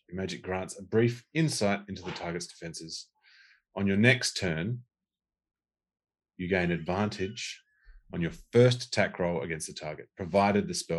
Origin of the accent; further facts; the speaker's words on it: Australia; I'm Australian